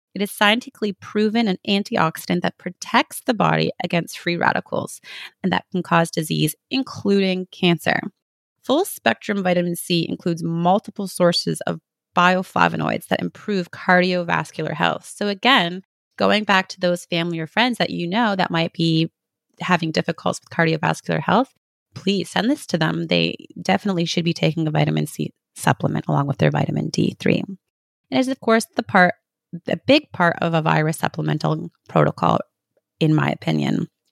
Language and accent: English; Canada; I'm from Canada. We spend half our years with snow